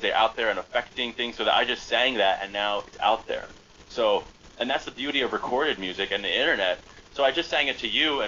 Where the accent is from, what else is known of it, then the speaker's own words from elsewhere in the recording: Lansdale, Pennsylvania, United States; my hometown of Lansdale